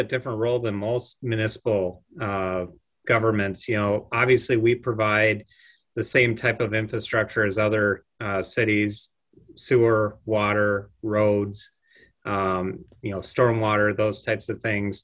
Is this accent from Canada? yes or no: no; Le Sueur, Minnesota, United States; born or raised there; also born or lived in Rapid City, South Dakota / Pierre, South Dakota